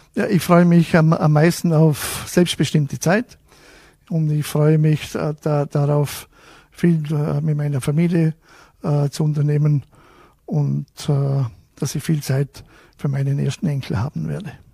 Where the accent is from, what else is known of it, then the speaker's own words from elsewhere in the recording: Wolfurt, Vorarlberg, Austria; bei uns in Wolfert